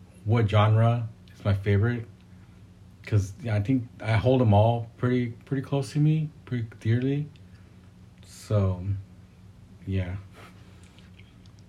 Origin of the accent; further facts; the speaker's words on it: Fremont, California, United States; I'm born and raised in Fremont in the Bay Area